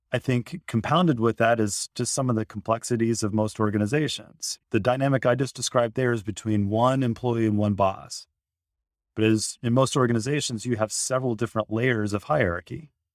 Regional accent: Indiana, United States; I grew up in Indiana

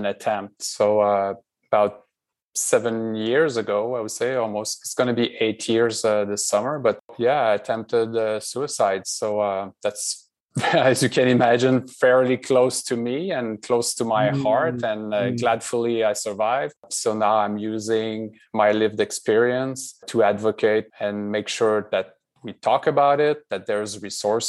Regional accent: Quebec City, Quebec, Canada; moved away as an adult; also born or lived in Montreal / Boston; now in Redwood City, United States; born and raised in Quebec

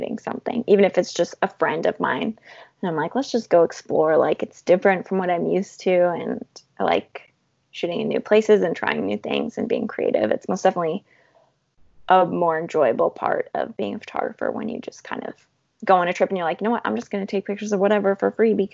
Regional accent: Calgary, Alberta, Canada; moved away as an adult; now in Ottawa, Canada; I'm actually from Calgary.

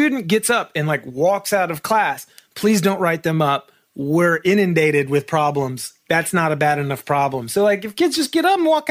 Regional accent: Marietta, Georgia, United States; moved away as an adult; also born or lived in Atlanta, Georgia / Nashville, Tennessee; I was born and raised in Atlanta, Georgia. I was, in Marietta, Georgia, which is like a suburb

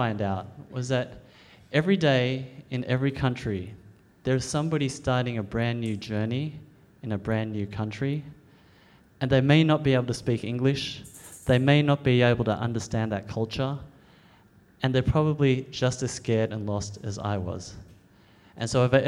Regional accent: Australia; I'm an Australian-born Chinese. I was born in Australia

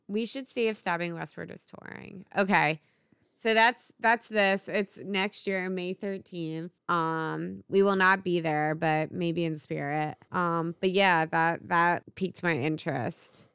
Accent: Philadelphia, Pennsylvania, United States; my family, so we're obviously from Philly, we're a, all about Philly sports teams.

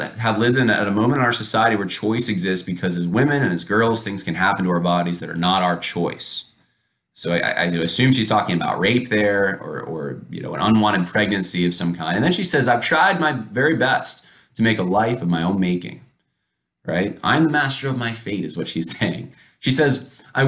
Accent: Northeast, United States; now in Virginia, United States; I grew up mostly in the Northeast

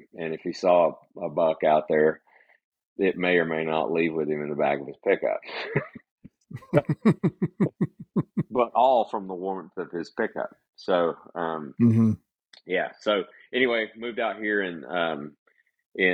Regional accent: Northwest Florida, United States; I was born and raised in Northwest Florida

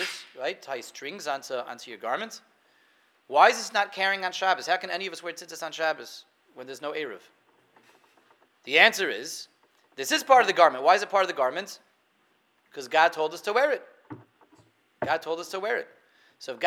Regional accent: Denver, Colorado, United States; I remember when I was a kid, I grew up in Denver

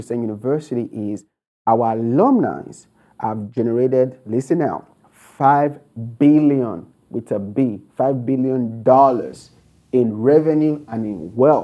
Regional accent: Nigeria; moved away as an adult; now in United States; I was born and raised in Nigeria. You can tell from my accent. So I came to America with only $100 and a suitcase of clothes

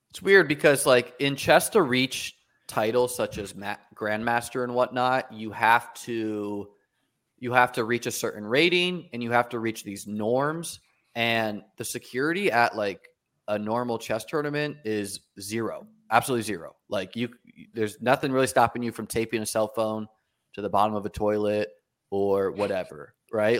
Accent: New Hampshire, United States; moved away; also born or lived in New York City; I grew up in New Hampshire playing chess

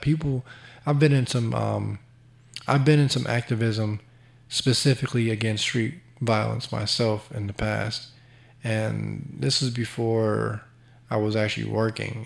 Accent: Chicago, Illinois, United States; I'm from Chicago

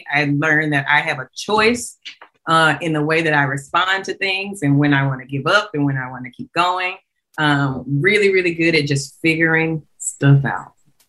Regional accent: Montgomery, Alabama, United States; Clark was everything. I'm from Alabama.

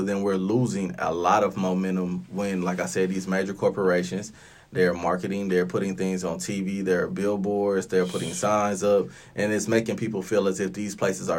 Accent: Flint, Michigan, United States; I'm from Flint, Michigan.

